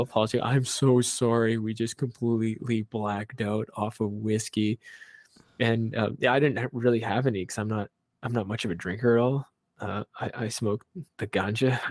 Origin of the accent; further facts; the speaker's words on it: Vancouver, British Columbia, Canada; I grew up in Chinatown. all my childhood